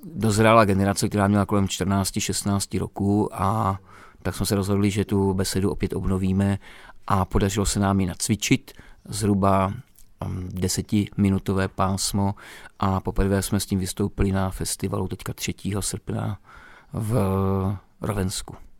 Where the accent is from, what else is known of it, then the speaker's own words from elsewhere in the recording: Moravia, Czechia; moved away as an adult; now in Romania; Já jsem z Moravy